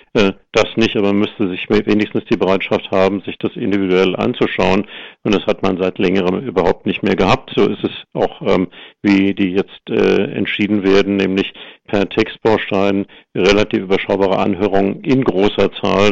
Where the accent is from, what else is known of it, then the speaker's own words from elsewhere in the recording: Germany; wir als Deutsche